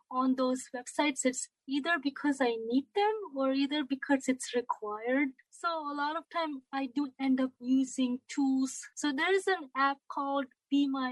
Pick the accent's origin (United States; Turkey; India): India; I am from India